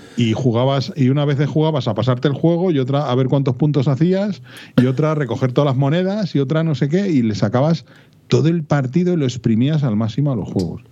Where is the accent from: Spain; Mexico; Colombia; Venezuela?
Spain; Madrid, Community of Madrid; Yo soy de Vallecas